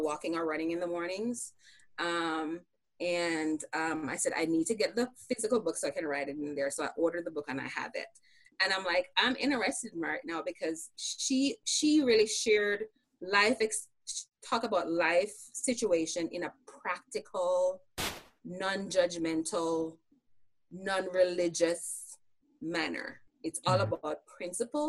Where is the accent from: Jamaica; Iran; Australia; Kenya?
Jamaica; now in United States; I grew up in Jamaica, so we were Christians.